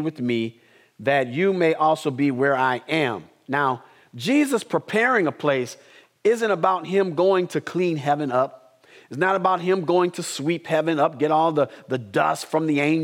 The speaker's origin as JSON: {"language": "English", "town": "Madison", "country": "United States", "tie": "born or raised there", "said": "as a kid, growing up in Madison, there were 8 people in our family"}